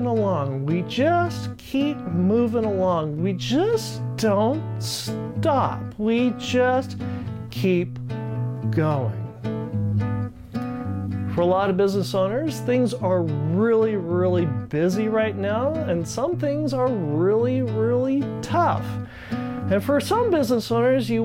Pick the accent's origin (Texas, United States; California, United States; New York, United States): California, United States; Ridgecrest; Growing up in Ridgecrest, California